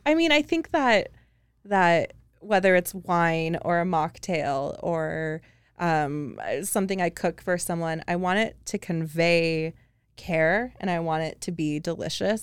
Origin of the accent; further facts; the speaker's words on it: just outside of Seattle, Washington, United States; moved away as an adult; also born or lived in Big Island, Hawaii; I grew up just outside of Seattle